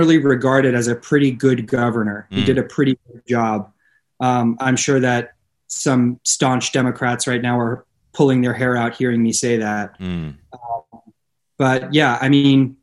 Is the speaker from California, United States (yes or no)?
yes; Los Angeles, California, United States; I was born and raised in Los Angeles